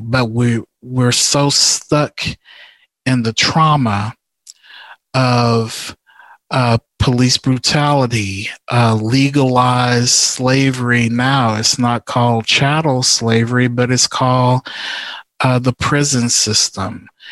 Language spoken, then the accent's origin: English; Houston, Texas, United States; I'm originally from from Houston